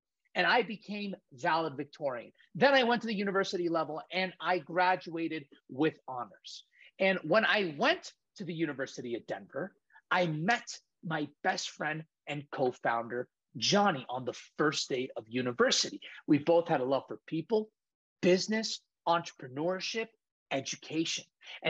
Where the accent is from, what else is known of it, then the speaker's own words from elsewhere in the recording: Saudi Arabia; I was born and raised in Saudi Arabia. And right from the get-go, Marco, I was born in this melting pot of culture